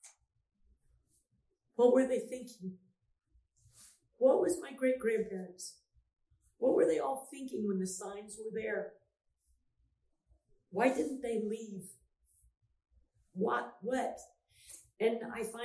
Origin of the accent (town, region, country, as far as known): Houston, Texas, United States; born or raised there